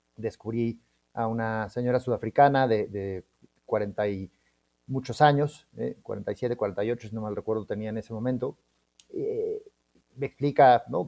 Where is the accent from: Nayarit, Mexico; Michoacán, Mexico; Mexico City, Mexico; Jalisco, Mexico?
Mexico City, Mexico; somos de la Ciudad de México